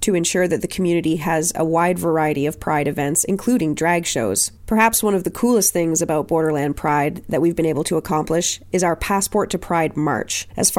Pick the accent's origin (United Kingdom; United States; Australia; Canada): Canada; Nova Scotia; also born or lived in Germany / Alberta; now in Ontario, Canada; I was born in Nova Scotia, lived in Germany, then Alberta, then back to Nova Scotia, and now I'm in Ontario